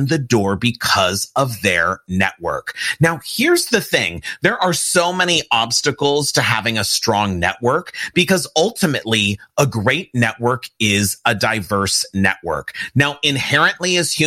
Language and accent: English; Pasadena, California, United States; I'm an LA, California kid, but I grew up in Pasadena, California